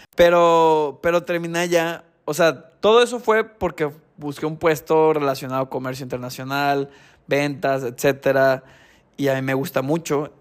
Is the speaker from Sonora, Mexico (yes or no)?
yes; Ciudad Obregón, Sonora, Mexico; moved away; also born or lived in Querétaro; yo soy de Ciudad Obregón.